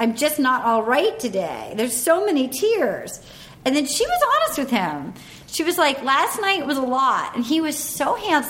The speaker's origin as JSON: {"language": "English", "town": "Little Compton", "region": "Rhode Island", "country": "United States", "tie": "born or raised there", "said": "they go to my hometown."}